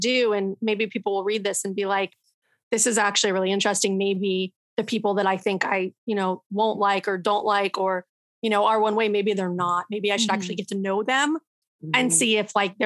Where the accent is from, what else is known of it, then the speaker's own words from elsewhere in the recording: Florida, United States; born and raised in Florida